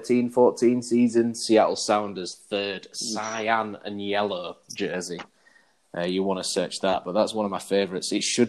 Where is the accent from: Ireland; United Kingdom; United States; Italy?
United Kingdom; Hull, Yorkshire and the Humber; obviously I'm from Hull, so Hull City are my team